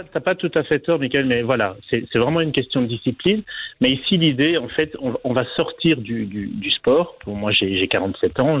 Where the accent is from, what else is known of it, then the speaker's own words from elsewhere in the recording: Belgium; moved away as an adult; now in Fuerteventura, Spain; J'ai quitté la Belgique il y a quatre ans pour m'installer